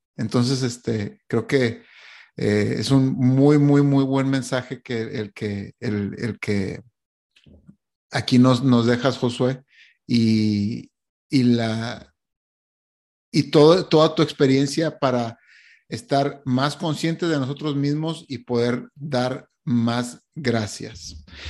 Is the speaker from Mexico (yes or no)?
yes; Mexico; now in Montreal, Canada